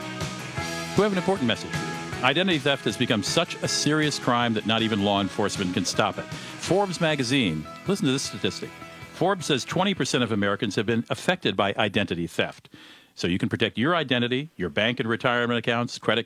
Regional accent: Germany; moved away; I grew up in Germany

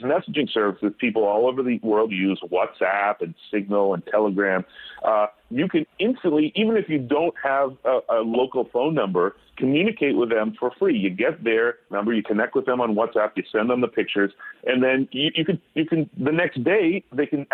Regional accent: United States; I'm an American

